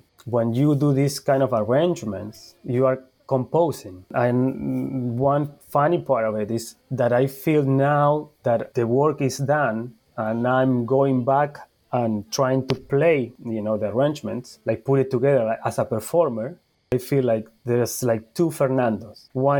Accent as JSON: {"language": "English", "country": "Argentina", "tie": "born or raised there", "second_language": "English", "said": "But then I grew up also in Argentina."}